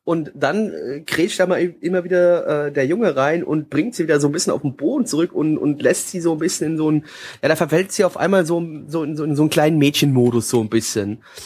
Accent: Germany; Ich bin Deutscher, da rede ich auch Deutsch.

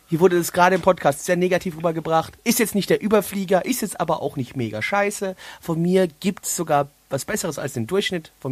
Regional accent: West Germany, Germany; Ich als Westdeutscher

